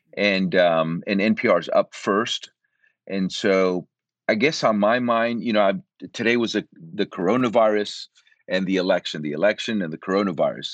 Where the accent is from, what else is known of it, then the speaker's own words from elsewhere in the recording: Central Florida, United States; moved away as an adult; also born or lived in Puerto Rico; now in Austin, United States; I'm originally from Puerto Rico. And at eight years of age, we moved from Puerto Rico to Central Florida